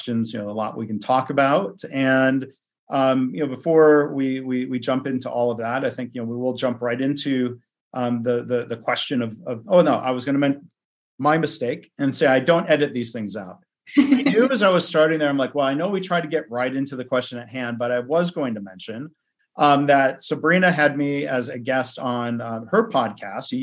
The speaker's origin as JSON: {"language": "English", "country": "United States", "said": "as an American"}